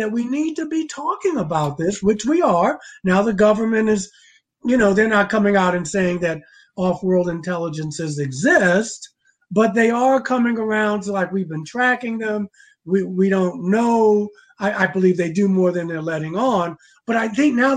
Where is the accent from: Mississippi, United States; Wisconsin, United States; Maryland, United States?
Maryland, United States; Baltimore; I was growing up in Baltimore